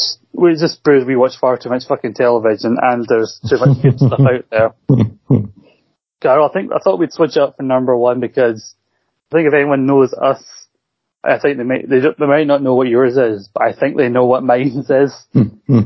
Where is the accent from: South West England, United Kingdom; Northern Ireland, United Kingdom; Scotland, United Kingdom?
Scotland, United Kingdom; I'm Scottish